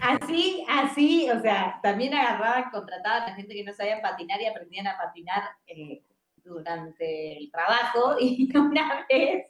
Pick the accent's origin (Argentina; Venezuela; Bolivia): Argentina; moved away as an adult; also born or lived in Buenos Aires; now in Tulum, Mexico; yo soy argentina